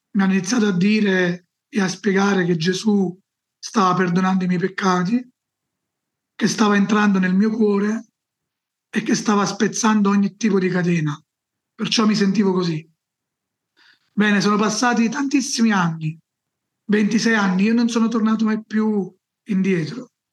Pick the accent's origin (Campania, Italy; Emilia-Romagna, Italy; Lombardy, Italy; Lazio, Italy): Campania, Italy; Salerno; Io sono nato nel sud Italia, a Salerno, una città vicino, dove Salerno è conosciuta, diciamo, vicino Napoli, in Campania